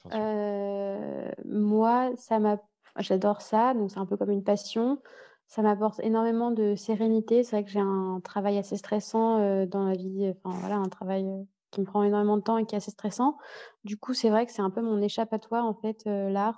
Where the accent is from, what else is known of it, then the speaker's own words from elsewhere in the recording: Paris, Île-de-France, France; also born or lived in Lyon / United States / Vietnam / Ireland; now in Berlin, Germany; j'ai grandi à Paris, je suis née à Paris, j'ai grandi à Paris. Ensuite, j'ai déménagé à Lyon